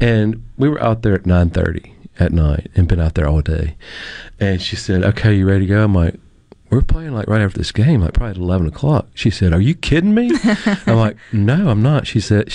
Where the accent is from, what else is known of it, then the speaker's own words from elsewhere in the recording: Mississippi, United States; my state